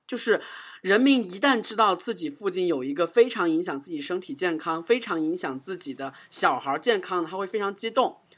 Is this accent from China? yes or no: yes; China; 虽然我们中国人可能大部分都不太能接受吧。